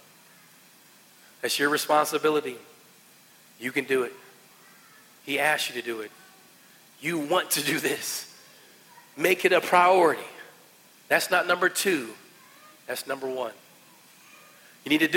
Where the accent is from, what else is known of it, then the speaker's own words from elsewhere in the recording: West Virginia, United States; I'm just trying to say I'm from West Virginia